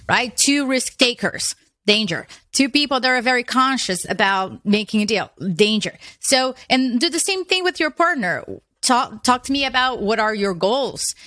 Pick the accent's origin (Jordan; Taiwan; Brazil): Brazil; moved away as an adult; now in United States; I was born in Brazil.